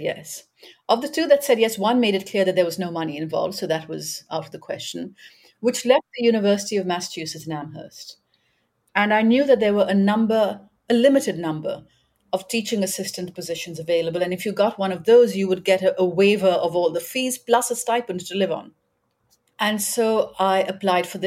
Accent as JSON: {"language": "English", "town": "Karachi", "region": "Sindh", "country": "Pakistan", "tie": "born or raised there", "also_born_or_lived": "New York", "moved": "as an adult", "said": "I grew up in Karachi"}